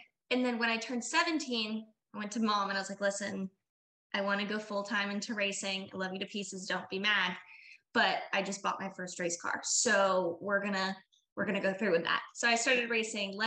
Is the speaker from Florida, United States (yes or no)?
yes; Sanford, Florida, United States; I am from Sanford, Florida, born and raised my entire life